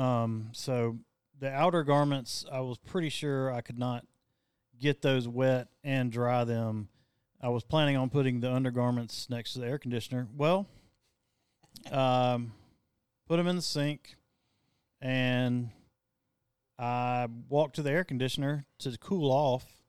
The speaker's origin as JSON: {"language": "English", "region": "the South", "country": "United States", "said": "we're from the South"}